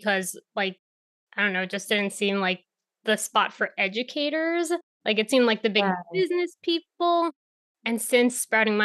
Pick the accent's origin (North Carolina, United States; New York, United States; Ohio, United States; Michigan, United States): New York, United States; growing up in New York and having plants